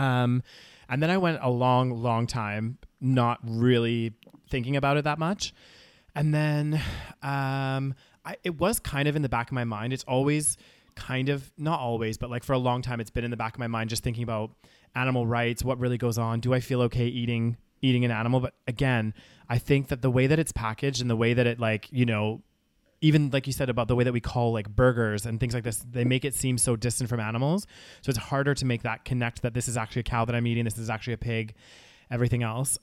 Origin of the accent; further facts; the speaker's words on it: Calgary, Alberta, Canada; moved away as an adult; now in United Kingdom; growing up in Calgary